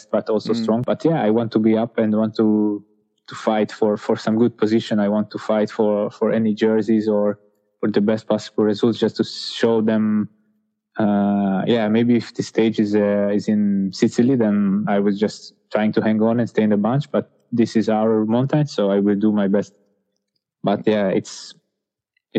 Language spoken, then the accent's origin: English; Hungary; my home country